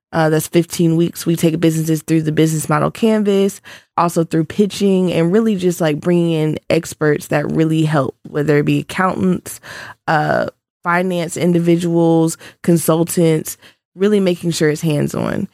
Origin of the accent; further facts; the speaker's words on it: Augusta, Georgia, United States; I'm from Augusta, Georgia, so a Georgia native.